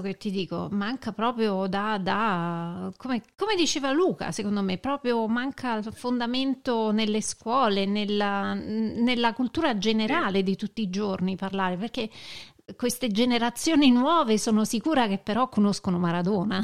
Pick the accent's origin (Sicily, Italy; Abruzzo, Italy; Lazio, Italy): Lazio, Italy; Rome, Castelli Romani; Di, eh, di Roma, dei Castelli Romani.